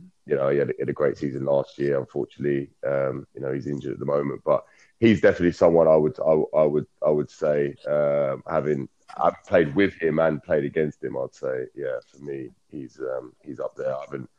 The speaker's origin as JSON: {"language": "English", "region": "London", "country": "United Kingdom", "tie": "born or raised there", "moved": "as an adult", "said": "I was then playing for my local borough, which was Hounslow. I grew up in West London"}